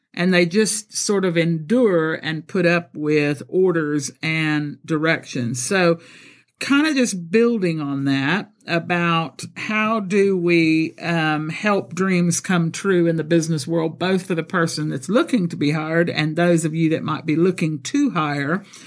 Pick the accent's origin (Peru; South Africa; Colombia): Colombia; first language Spanish and English; also born or lived in Texas; now in United Kingdom; I'm born in Texas, but I was raised in Colombia, South America